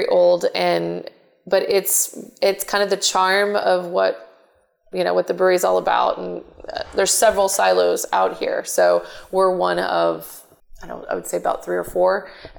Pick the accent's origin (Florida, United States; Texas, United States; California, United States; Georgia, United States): Texas, United States; Houston; also born or lived in Katy, Texas; I grew up in north side of Houston